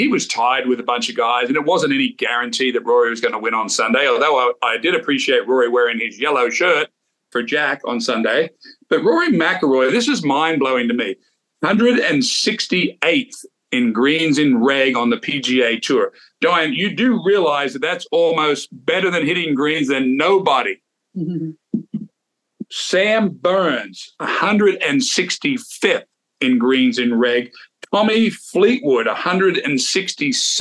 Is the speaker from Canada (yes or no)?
no; Sydney, New South Wales, Australia; I grew up playing golf in Australia, of course, in Sydney